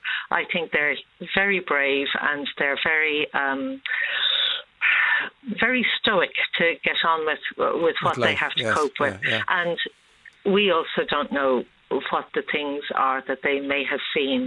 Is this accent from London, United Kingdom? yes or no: yes; Fulham, London, United Kingdom; now in Ireland; I was born here in Ireland, but I grew up in Fulham in London, you know. And you do feel like the weirdo when you come back.